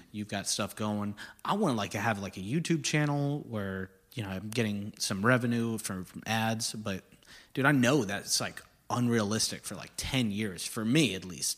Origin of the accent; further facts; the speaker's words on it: Corpus Christi, Texas, United States; moved away; I'm from Corpus, which is basically Houston